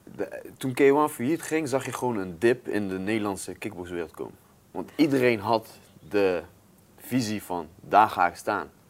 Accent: North Brabant, Netherlands; Ik kom uit Brabant. Dat is al, Brabanders zijn best wel trots daarop

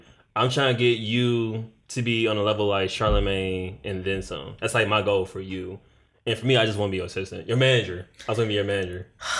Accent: Detroit, Michigan, United States; now in Arizona, United States; And I'm from Detroit.

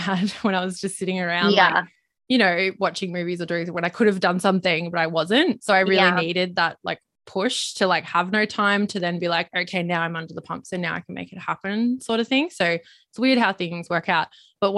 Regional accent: Gold Coast, Queensland, Australia; I grew up on the Gold Coast, everyone was at the beach

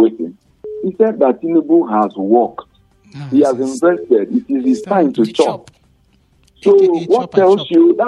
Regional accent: Nigeria; also born or lived in Jos; the rest of us as Nigerians

